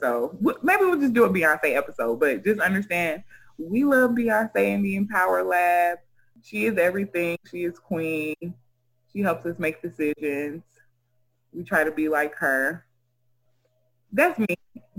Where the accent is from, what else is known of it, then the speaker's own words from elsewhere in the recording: Sierra Leone; Oh, I said I was from Sierra Leone. So, yeah, we have the best beaches in the world, and I like to swim.